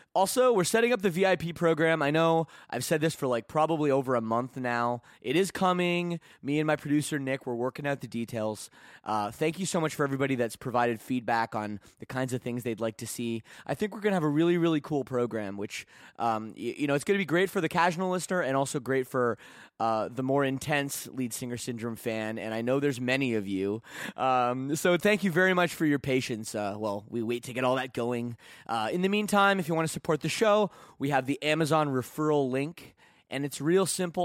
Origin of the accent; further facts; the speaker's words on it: Burlington, Ontario, Canada; my hometown of, uh, Burlington, Ontario.